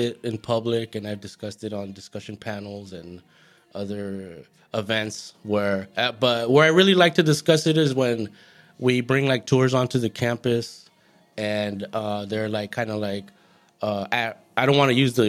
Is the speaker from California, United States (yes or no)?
yes; Goleta, California, United States; Well, I'm from Santa Barbara County.